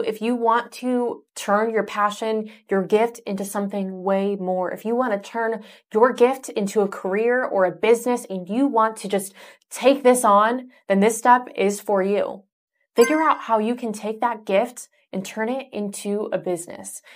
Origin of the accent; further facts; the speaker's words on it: Michigan, Ohio area, Midwest, United States; I grew up in Michigan, Ohio area